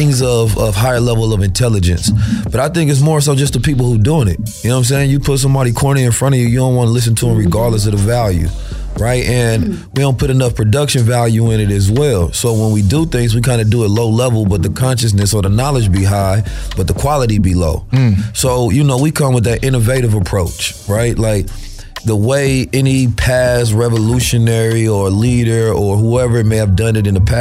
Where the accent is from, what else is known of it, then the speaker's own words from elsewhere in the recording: Oakland, California, United States; also born or lived in St. Louis, Missouri; I'm born in St. Louis though, raised in Oakland. I left when I was two, so I went back and forth, you understand, between Oakland and St. Louis